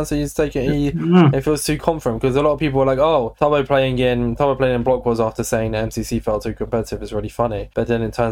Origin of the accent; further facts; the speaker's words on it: United Kingdom; we're British